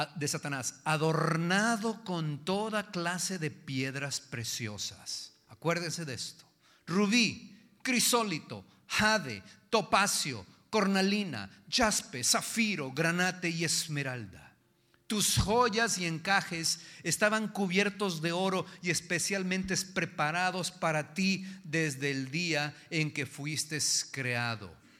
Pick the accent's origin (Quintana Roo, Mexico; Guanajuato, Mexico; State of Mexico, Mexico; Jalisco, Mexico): Jalisco, Mexico; yo soy macho, macho de Jalisco